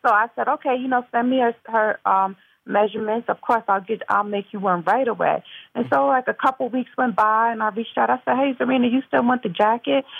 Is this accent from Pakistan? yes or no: no; Mount Vernon, New York, United States; I'm from Mount Vernon, New York originally, which is uh, Westchester County, the suburbs, and um, I'm born and raised